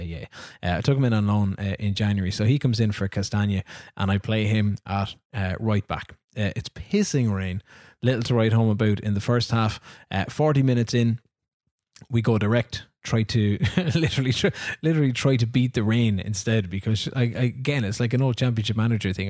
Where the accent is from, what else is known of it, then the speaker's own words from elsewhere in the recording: Ireland; I'm Irish